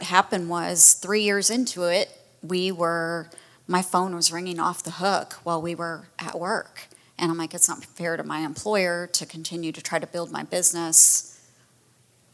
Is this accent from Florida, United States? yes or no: yes; Fort Myers, Florida, United States; moved away as an adult; now in Tallahassee, United States; I grew up in Fort Myers. I spent a lot of time on the beach.